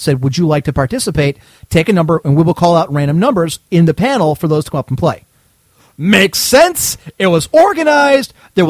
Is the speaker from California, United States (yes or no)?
no; Cleveland, Ohio, United States; I'm from Cleveland, Ohio!